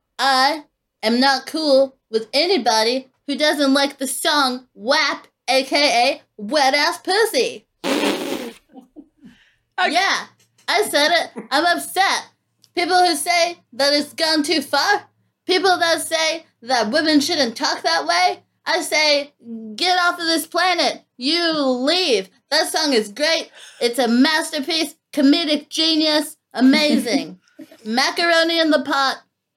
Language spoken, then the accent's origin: English; Houston, Texas, United States; I'm only ever from Houston when it has to do with … or indeed